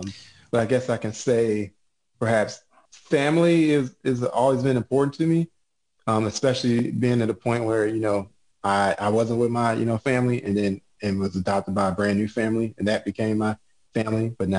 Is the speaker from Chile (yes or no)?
no; Chicago, Illinois, United States; moved away; Originally from Chicago, Illinois.